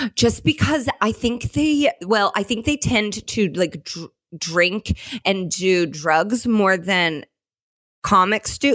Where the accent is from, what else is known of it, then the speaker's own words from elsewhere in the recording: Indianapolis, Indiana, United States; my hometown of Indianapolis